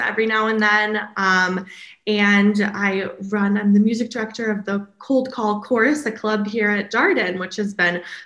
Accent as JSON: {"language": "English", "region": "Michigan", "country": "United States", "said": "I'm originally from Michigan"}